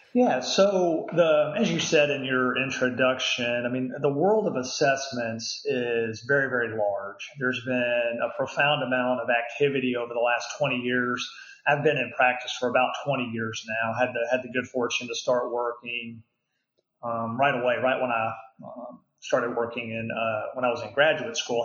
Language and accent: English; Houston, Texas, United States; now in Dallas, United States; I grew up in the Houston area